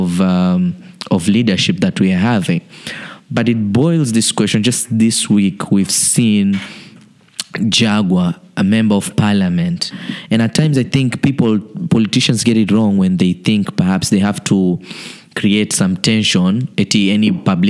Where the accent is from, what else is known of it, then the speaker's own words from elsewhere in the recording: Kenya; being a Kenyan